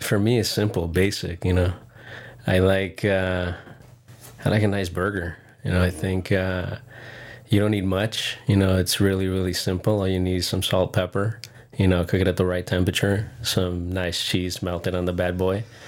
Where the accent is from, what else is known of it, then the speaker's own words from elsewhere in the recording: Encinitas, California, United States; Grew up in Encinitas.